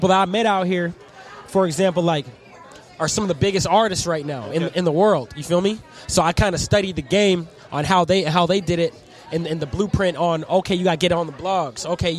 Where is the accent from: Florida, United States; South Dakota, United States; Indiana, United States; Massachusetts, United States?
Massachusetts, United States; Boston; Well, they call them Bostonians, but I wouldn't even. I'm a Bostonian, but like I said, I lived all over.